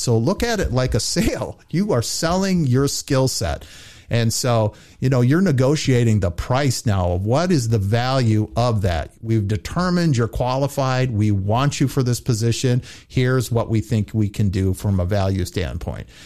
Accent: Grand Rapids, Michigan, United States; my hometown, Grand Rapids, Michigan

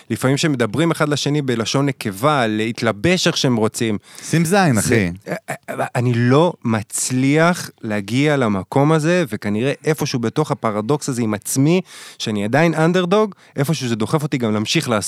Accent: Northern District, Israel; אני מהצפון, אני מהצפון, גדלתי אה

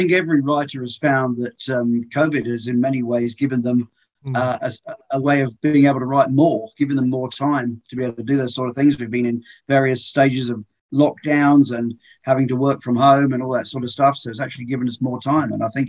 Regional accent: England, United Kingdom; Well, I'm from England originally, as your listeners will probably be able to tell.

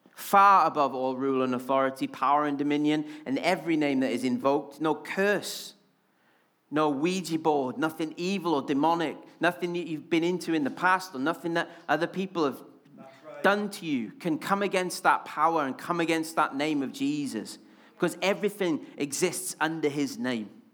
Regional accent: Wales, United Kingdom; accent: Welsh; now in Yorkshire, United Kingdom; I'm especially Welsh when I'm excited or angry

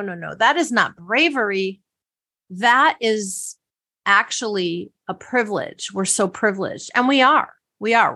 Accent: Wisconsin, United States; My sister and I used to actually try to make origami as children growing up in Wisconsin.

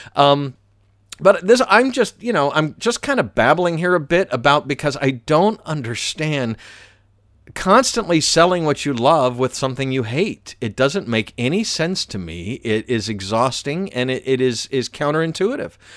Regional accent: Atlanta, Georgia, United States; moved away as an adult; I grew up in Atlanta, but I've moved around a lot w-, with the radio career

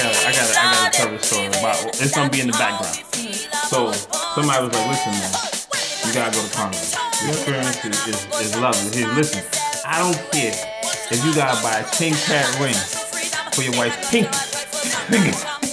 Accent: New York, United States; moved away; I'm from New York.

